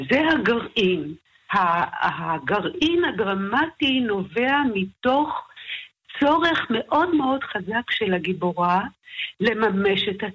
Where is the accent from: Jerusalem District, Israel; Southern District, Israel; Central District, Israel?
Jerusalem District, Israel; Jerusalem; moved away; also born or lived in Tel Aviv; אני נולדתי במאה שערים, כידוע לך. Mm-hmm. אה, ואחר כך כשאבי חזר בשאלה ועברנו לגור בתל אביב